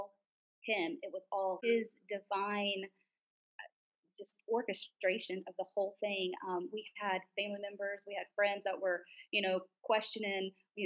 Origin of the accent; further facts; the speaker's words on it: Fort Ogden, Florida, United States; moved away as an adult; now in Guatemala; I'm from a little town called Fort Ogden. If you don't know where it is, don't be upset, because it is tiny